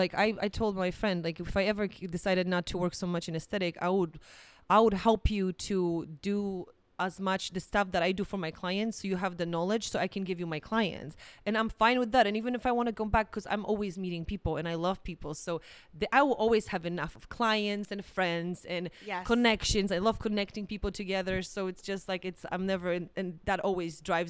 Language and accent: English; Poland; English is a second language; now in United States; I remember when I came from Poland, because in Poland, it's kind of funny thing.